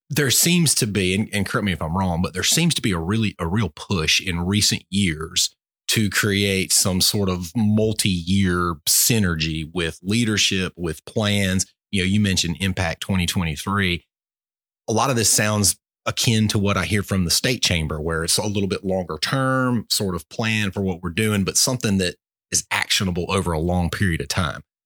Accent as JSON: {"language": "English", "town": "Albany", "country": "United States", "tie": "born or raised there", "said": "I grew up in Albany"}